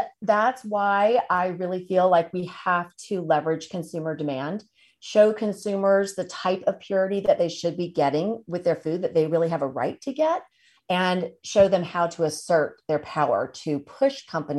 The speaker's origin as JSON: {"language": "English", "region": "Tennessee", "country": "United States", "moved": "yes", "said": "So I'm originally from Tennessee."}